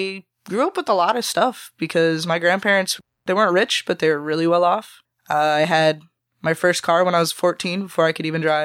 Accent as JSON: {"language": "English", "town": "Cape Coral", "region": "Florida", "country": "United States", "tie": "born or raised there", "also_born_or_lived": "North Fort Myers", "said": "But I was born in Cape Coma, right down the street on Del Prado. Haven't lived anywhere else. I lived in North Fort Myers for about a year. It was weird. Lived here all my life."}